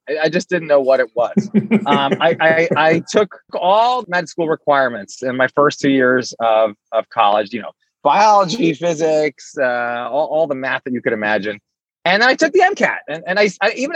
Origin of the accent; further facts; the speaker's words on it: Allentown, Pennsylvania, United States; also born or lived in Washington, D.C. / Saudi Arabia; I grew up in Allentown, PA